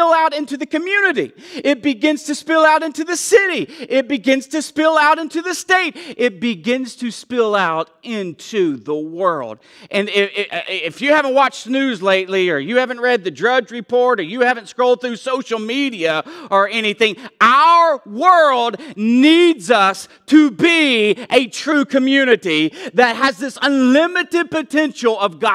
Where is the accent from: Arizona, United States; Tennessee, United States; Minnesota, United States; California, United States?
Tennessee, United States; I'm from Tennessee, so I am one.